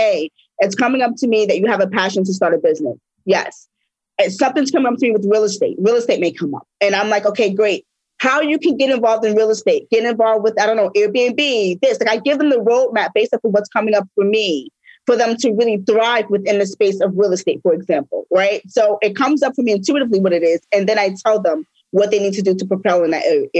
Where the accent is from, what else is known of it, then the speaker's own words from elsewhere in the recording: New York, United States; I'm from New York.